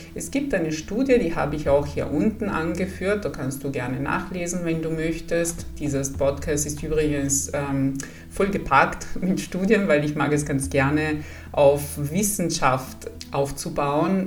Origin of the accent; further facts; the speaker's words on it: Italy; German is a second language; moved away as an adult; also born or lived in Padua, Italy / Salzburg, Austria; now in Bavaria, Germany; Ich komme aus Italien